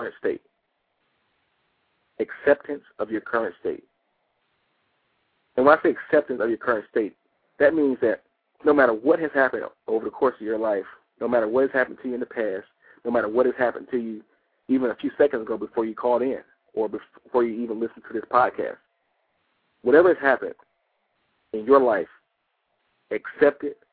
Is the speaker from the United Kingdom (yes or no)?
no; Detroit, Michigan, United States; now in Atlanta, United States; I'm originally from Detroit